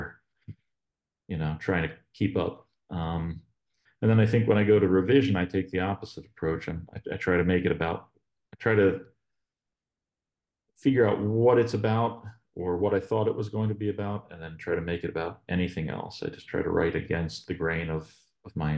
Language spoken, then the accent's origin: English; the Poconos, Northeast Pennsylvania, United States; now in Northern West Virginia, United States; I'm from Northeast PA, and originally up in the Poconos, but not very far from Allentown